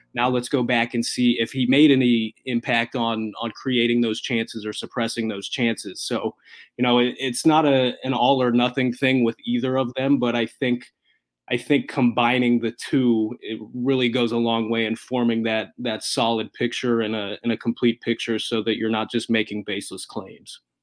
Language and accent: English; Columbus, Ohio, United States; I grew up in Columbus and, and obviously still live here now